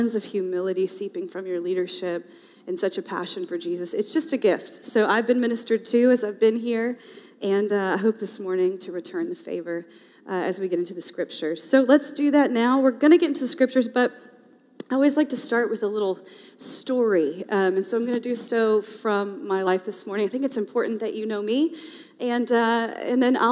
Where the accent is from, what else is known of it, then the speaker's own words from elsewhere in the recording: the South, United States; now in Portland, United States; I am a Southerner by birth